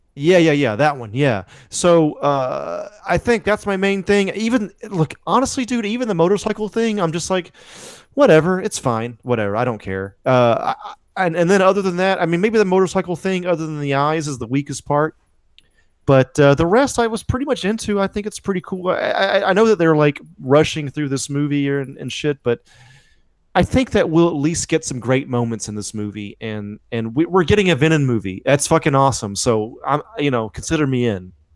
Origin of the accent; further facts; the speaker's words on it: United States; also born or lived in Alabama; I'm from Georgia and Alabama